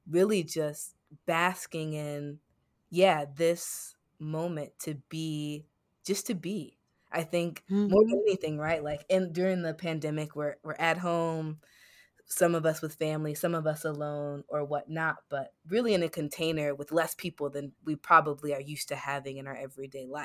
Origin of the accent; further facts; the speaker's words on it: Seattle, Washington, United States; also born or lived in Chicago; I'm originally well from Seattle and Chicago, but my roots in the Pacific Northwest in many ways. So coming back home to the Pacific Northwest and putting my feet in the soil, I think.